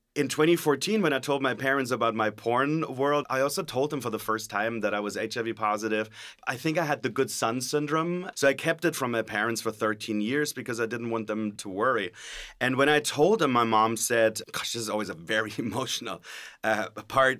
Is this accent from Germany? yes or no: yes; Germany; English is a second language; now in California, United States; I'm originally from Germany, so excuse the sometimes when I sound a little bit like the ex-governator.